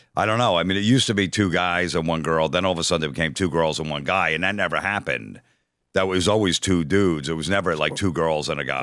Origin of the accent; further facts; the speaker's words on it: New Jersey, United States; I was from Jersey